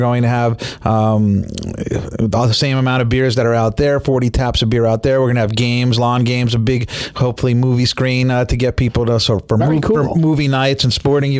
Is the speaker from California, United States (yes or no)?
no; Northeast Pennsylvania, United States; moved away; where I grew up in Northeast Pennsylvania